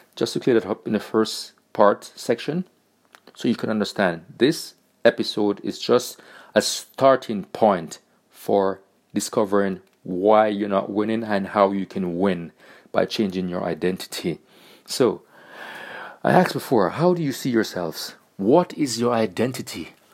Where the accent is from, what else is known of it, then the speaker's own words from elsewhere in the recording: Jamaica; now in Germany; I was born in Jamaica, and I'm currently living in Germany.